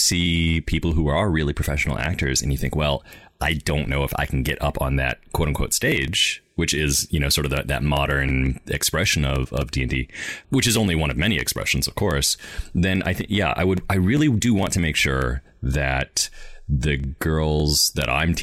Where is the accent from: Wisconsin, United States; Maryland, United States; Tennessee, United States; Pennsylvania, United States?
Wisconsin, United States; now in Seattle, United States; I grew up in Wisconsin. I grew up in Wisconsin, actually, the home of TSR